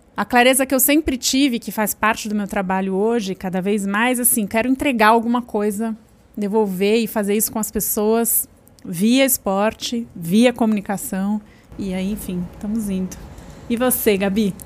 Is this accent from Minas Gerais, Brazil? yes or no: no; São Paulo, Brazil; Eu sou da Zona Oeste de São Paulo, de Pinheiros